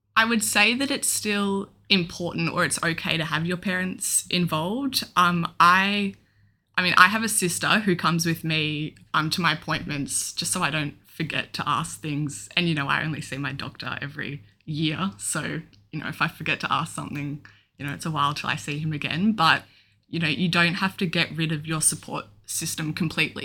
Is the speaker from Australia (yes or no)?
yes; Melbourne, Victoria, Australia; I'm twenty-two and I'm from Melbourne.